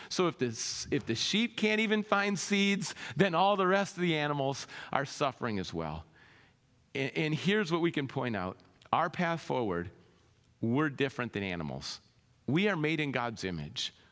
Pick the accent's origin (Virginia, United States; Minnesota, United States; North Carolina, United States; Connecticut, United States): Minnesota, United States; moved away; I grew up in Minnesota.